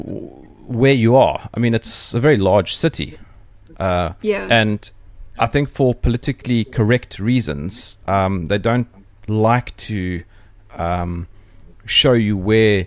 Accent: South Africa; I'm from South Africa

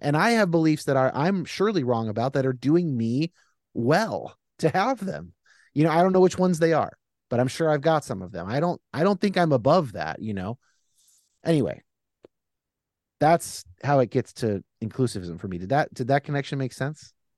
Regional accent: California, United States; I'm a Californian

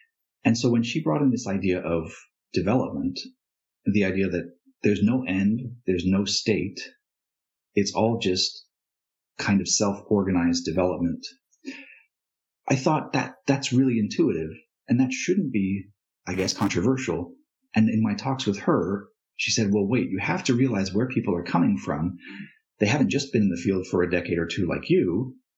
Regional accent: Thailand; moved away as an adult; also born or lived in India; So I was born in India to traveling parents, and eventually my mom settled in Thailand, and so I spent a number of years there.

